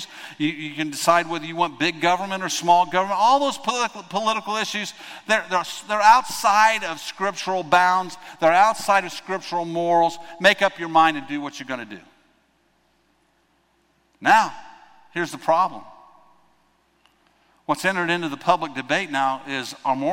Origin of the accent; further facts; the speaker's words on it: United States; I'm an American